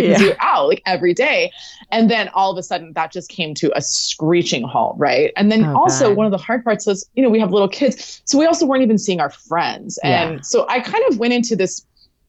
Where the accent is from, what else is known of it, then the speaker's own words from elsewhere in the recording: Southern California, United States; I grew up in Southern California